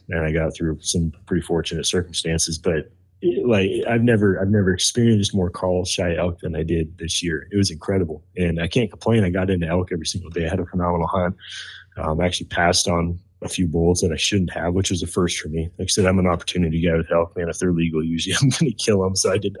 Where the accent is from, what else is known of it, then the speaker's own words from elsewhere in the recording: Idaho, United States; especially like where I grew up in Northern Idaho, elk herds have been just decimated.